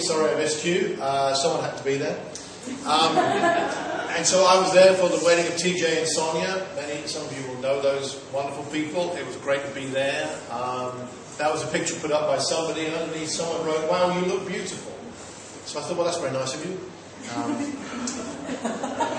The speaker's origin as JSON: {"language": "English", "town": "Watford", "region": "East of England", "country": "United Kingdom", "said": "Well, Watford, just outside London."}